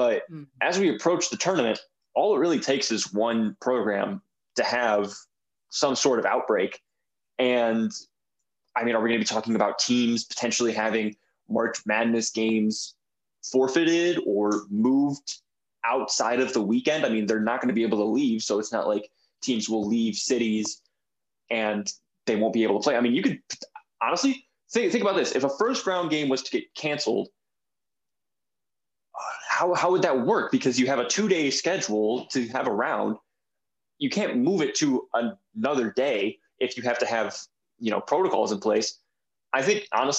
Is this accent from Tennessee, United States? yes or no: no; Michigan, United States; now in Blacksburg, United States; I'm from Michigan